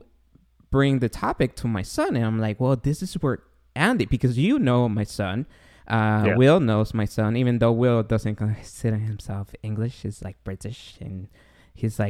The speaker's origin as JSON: {"language": "English", "country": "Guatemala", "moved": "yes", "said": "I'm an immigrant. I'm from Guatemala"}